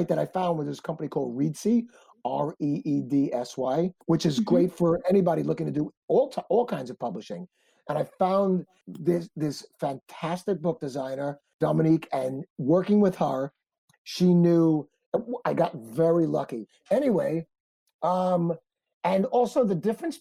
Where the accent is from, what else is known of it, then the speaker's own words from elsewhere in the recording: New York City, New York, United States; I'm from Brooklyn